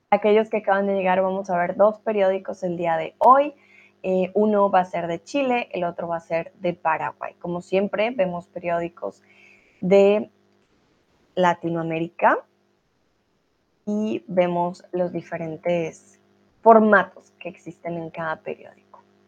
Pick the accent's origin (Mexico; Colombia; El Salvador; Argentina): Colombia; now in Germany; Soy de Colombia, vivo en Alemania